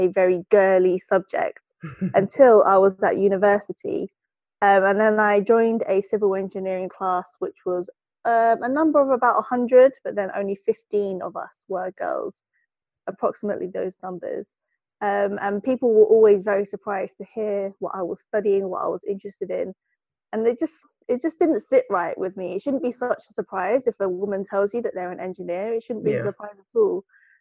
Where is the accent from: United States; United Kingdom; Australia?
United Kingdom; I'm based in the UK. I'm British born Chinese